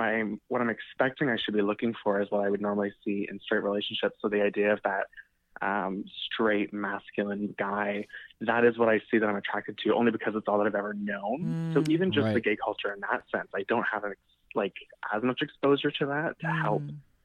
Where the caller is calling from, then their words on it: Ontario, Canada; I'm calling from a very small town in southern Ontario.